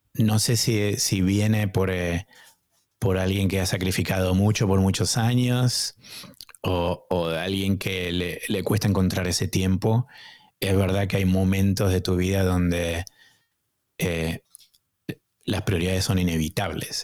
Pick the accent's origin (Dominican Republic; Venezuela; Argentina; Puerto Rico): Argentina; moved away as an adult; also born or lived in United States; now in Boston, United States; cuando emigré de la Argentina estuve solo, y, pero vine a Estados Unidos a estudiar